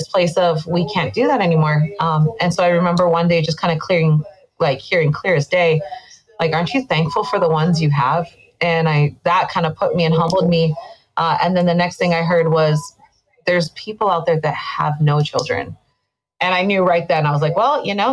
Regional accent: Hawaii, United States; moved away as an adult; now in Las Vegas, United States; I'm definitely born and raised in Hawaii

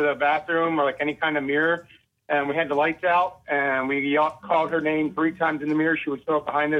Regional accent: Maryland, United States; now in North Charleston, United States; I'm originally from up north around Maryland.

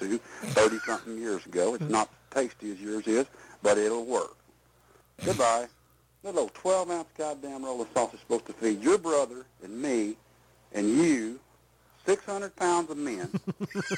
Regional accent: Texas, United States; I'm not from the North. I'm a Texas man

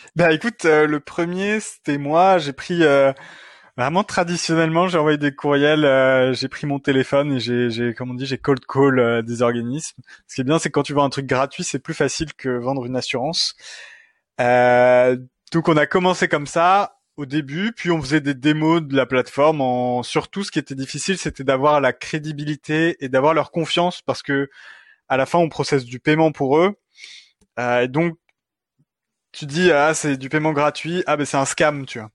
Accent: France; moved away as an adult; also born or lived in Montreal, Canada; now in Quebec, Canada; je suis français. Ce n'est pas un accent euh, québécois

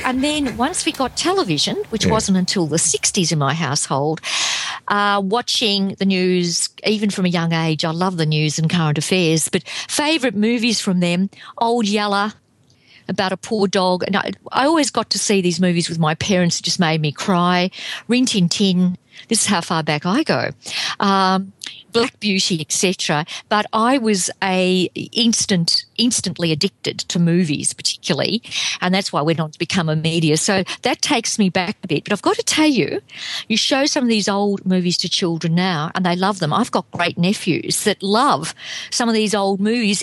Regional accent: Melbourne, Victoria, Australia; I grew up in the 50s and 60s in Melbourne.

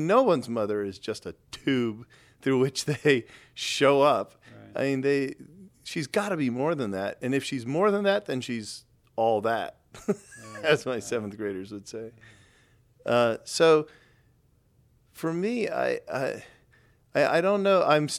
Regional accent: Texas, United States; I grew up in Texas, which is really pretty heavily Southern Baptist

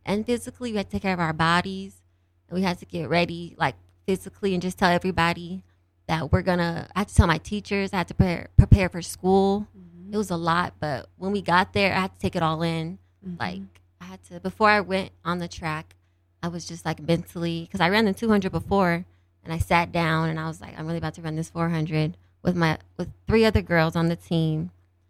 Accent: Denver, Colorado, United States; now in Grand Junction, United States; I'm from Denver, Colorado.

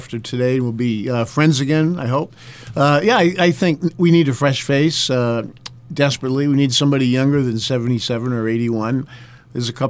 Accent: North Country, New Hampshire, United States; I'm from the North Country, Coos County.

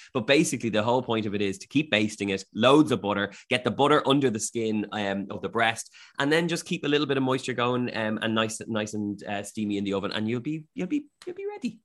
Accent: Ireland; moved away as an adult; now in Sweden; as an Irish person

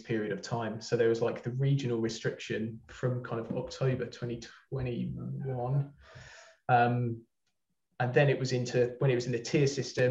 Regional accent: Brighton, South East England, United Kingdom; moved away as an adult; now in Manchester, United Kingdom; I'm not from there, as you can probably tell by my accent. I'm from Brighton, but I moved up here a couple of years ago

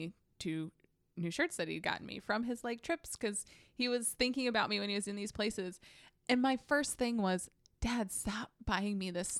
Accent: Salisbury, North Carolina, United States; Cheerwine, please. I'm from Salisbury.

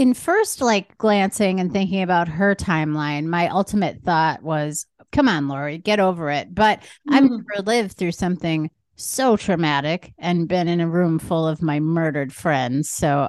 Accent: Wisconsin, United States; I grew up here in Wisconsin

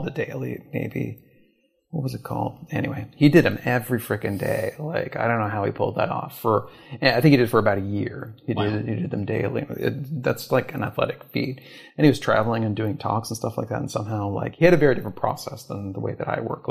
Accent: Canada; moved away as an adult; also born or lived in Toronto / New York; I'm from Canada originally.

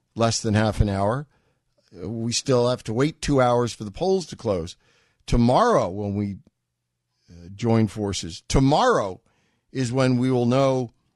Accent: New York, United States; I'm a New Yorker

